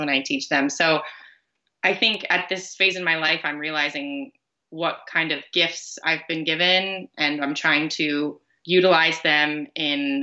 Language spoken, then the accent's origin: English; near Fort Myers, Florida, United States; Fort Myers, which is a town close to my hometown